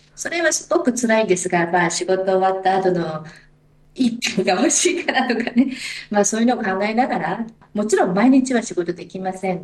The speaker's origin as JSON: {"language": "Japanese", "region": "Aomori", "country": "Japan", "tie": "born or raised there", "moved": "yes", "lives_now": "Sydney, Australia", "said": "自分は青森出身"}